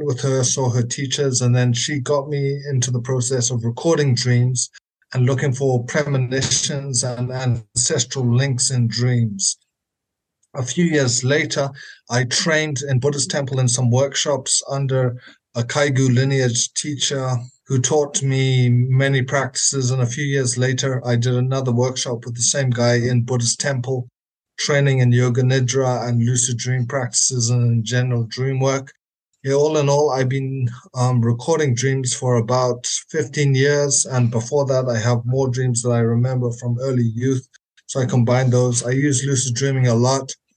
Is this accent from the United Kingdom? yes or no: no; Zimbabwe; I'm from Zimbabwe.